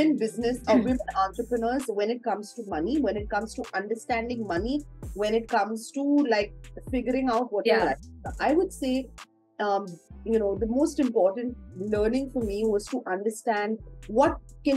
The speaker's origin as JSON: {"language": "English", "country": "India", "said": "as Indian women"}